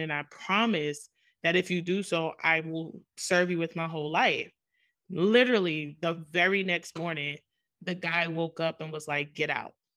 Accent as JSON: {"language": "English", "town": "New York City", "region": "New York", "country": "United States", "tie": "born or raised there", "said": "I grew up in Jamaica, Queens, New York"}